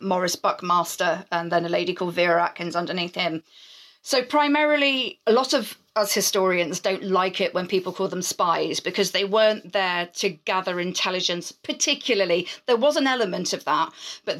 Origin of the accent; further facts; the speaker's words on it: United Kingdom; we're British